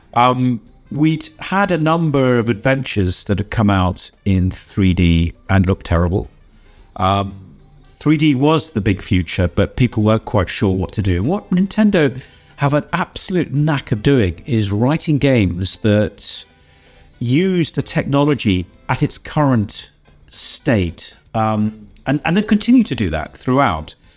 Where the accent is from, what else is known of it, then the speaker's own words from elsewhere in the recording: York, Yorkshire and the Humber, United Kingdom; I come from the city of York in England